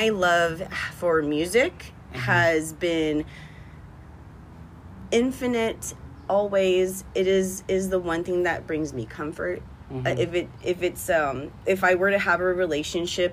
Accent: West Covina, California, United States; also born or lived in Montebello, California; But I was actually raised in West Covina.

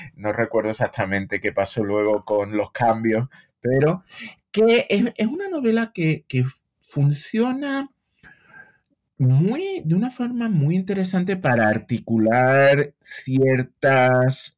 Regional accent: Seville, Andalusia, Spain; moved away as an adult; now in United States

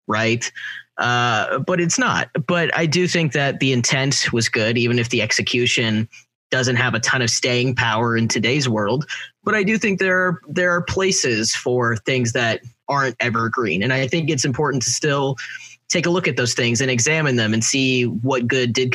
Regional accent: Kansas, United States; I'm from Kansas, like people think I'm from the South

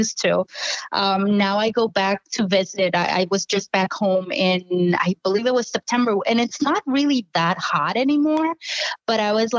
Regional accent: Puerto Rico; moved away as an adult; now in New York, United States; I was born in New York, mm-hmm. where I currently live. And then I moved to Puerto Rico when I was 5. So I grew up there. And high school was back in Puerto Rico as well.

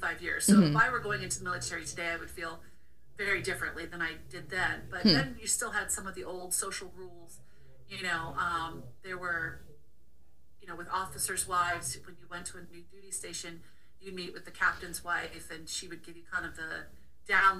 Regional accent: Maryland, United States; moved away as an adult; also born or lived in Florida / California / Maine; I grew up in Maryland

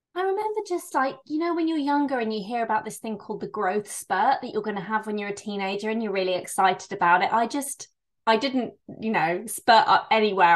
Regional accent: Bristol, South West England, United Kingdom; I'm from Bristol in England

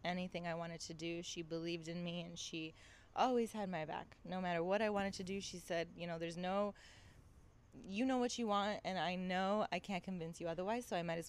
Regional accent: Toronto, Ontario, Canada; moved away as an adult; also born or lived in Greece / New York / Los Angeles; I lived in I was brought up in Toronto, Canada, and then I moved to New York for film school.

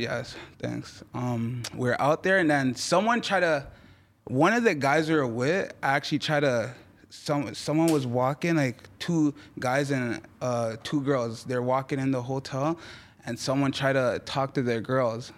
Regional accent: Toronto, Ontario, Canada; first language French; English is a second language; also born or lived in Montreal; actually born in Montreal, right? And then I moved to Toronto, eh, at three

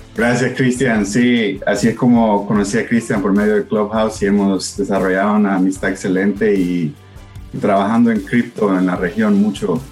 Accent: El Salvador; moved away; yo crecí, nací en El Salvador.

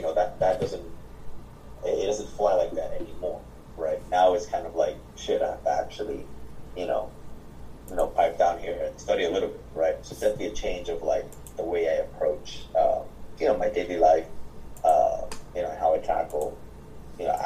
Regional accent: Miami, Florida, United States; I'm born and raised in Miami

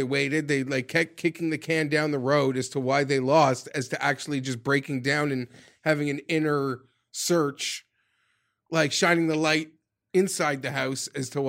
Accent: Canada; Although Warren versus Trump would be like, I'd bring the popcorn. Like as a Canadian.

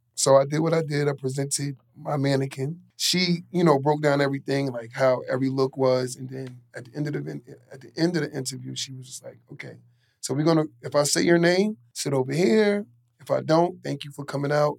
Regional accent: New York City, New York, United States; I grew up in Queens, north side of Queens, and a uh, pretty rough neighborhood

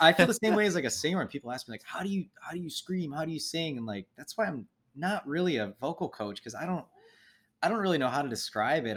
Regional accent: Midwest, United States; we're all from the Midwest

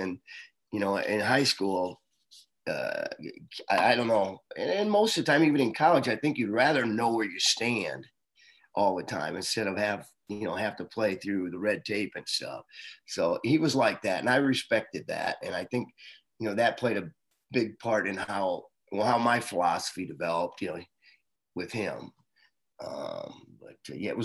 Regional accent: Guttenberg, Iowa, United States; I grew up in Guttenberg, Iowa. That's right on the Mississippi River.

